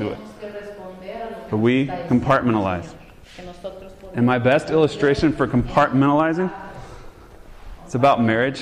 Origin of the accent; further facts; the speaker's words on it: the South, United States; since I'm from the South